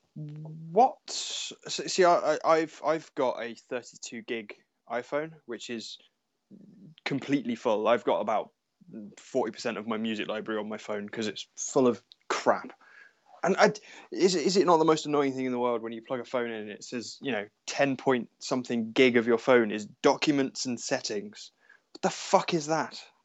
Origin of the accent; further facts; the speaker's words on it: Cornwall, South West England, United Kingdom; where and how I grew up in Cornwall, because everything is so far away